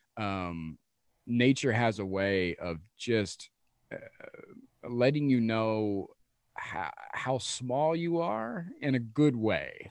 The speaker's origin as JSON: {"language": "English", "region": "Midwest", "country": "United States", "tie": "born or raised there", "said": "a dude from the Midwest"}